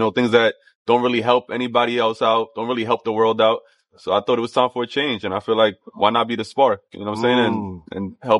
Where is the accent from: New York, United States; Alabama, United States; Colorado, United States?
New York, United States; New York City; I grew up in Sunset Park, Brooklyn.